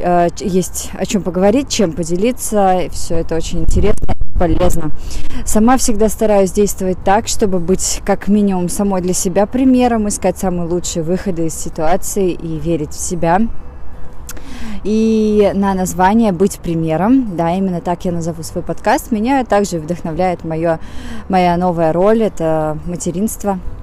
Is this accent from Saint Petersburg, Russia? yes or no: yes; Saint Petersburg, Russia; also born or lived in Moscow; я из Питера, жила в Москве